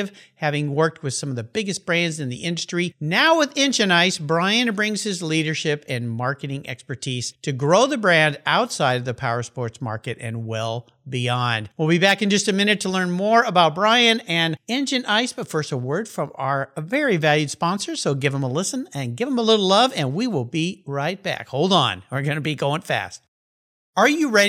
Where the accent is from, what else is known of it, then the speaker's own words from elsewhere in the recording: Southern California, United States; I grew up in Southern California in a house with a garage